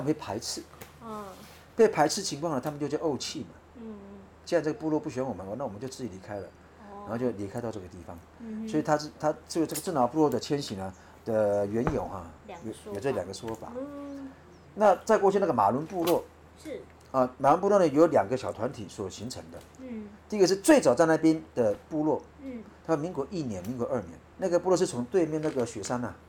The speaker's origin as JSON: {"language": "Chinese", "country": "Taiwan", "said": "我们泰雅族。大概至少迁了五六次以上了，那个部落很广。那我们就是从世纪部落迁过来的。"}